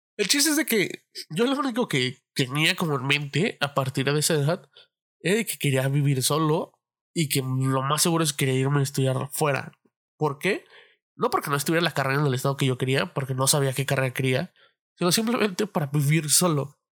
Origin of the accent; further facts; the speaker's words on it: Mexico City, Mexico; moved away as an adult; la Ciudad de México, de donde soy, porque ahorita estoy viviendo en otro lado